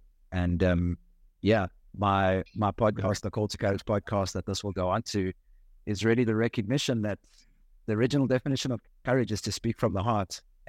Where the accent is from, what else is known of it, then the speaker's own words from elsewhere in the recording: Johannesburg, Gauteng, South Africa; Johannesburg, South Africa.